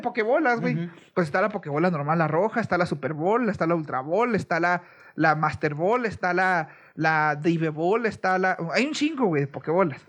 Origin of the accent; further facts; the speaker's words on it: Mexico; cómo somos los mexicanos